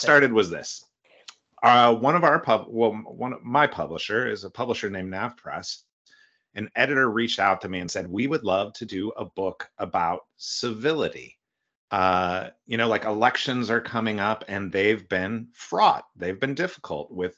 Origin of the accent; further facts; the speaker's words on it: California, United States; I was born in California